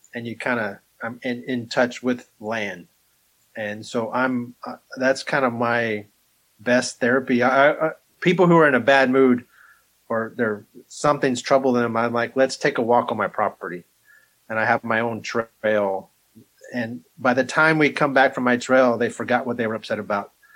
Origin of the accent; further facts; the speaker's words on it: Amarillo, Texas, United States; also born or lived in Alabama; now in Kansas, United States; I grew up in a little town called Amarillo.